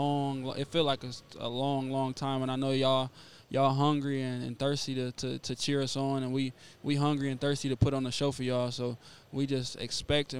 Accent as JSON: {"language": "English", "town": "Toledo", "region": "Ohio", "country": "United States", "said": "I'm from Toledo"}